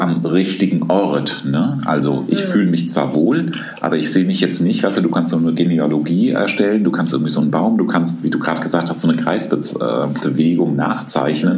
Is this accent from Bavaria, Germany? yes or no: yes; Aschaffenburg, Bavaria, Germany; moved away; also born or lived in Wuppertal; ich komme doch immer auf meine Geburtsstadt zurück. Ich sage dann doch aus Aschaffenburg